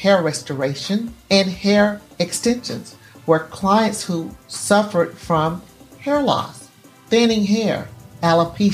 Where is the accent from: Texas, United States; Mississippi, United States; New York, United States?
Mississippi, United States; Gulfport; I was born on February 4th, 1961 in Gulfport, Mississippi